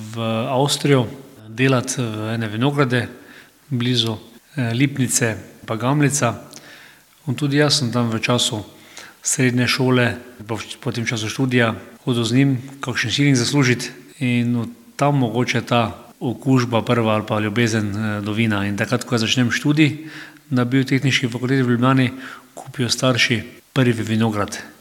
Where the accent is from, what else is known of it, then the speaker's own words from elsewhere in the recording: Slovenia; smo Slovenci